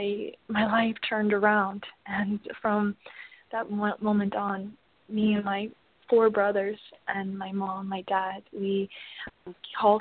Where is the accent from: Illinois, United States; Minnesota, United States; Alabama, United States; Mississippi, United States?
Illinois, United States; Mount Morris; I was born in Mount Morris, Illinois, and at the time we were very, very financially poor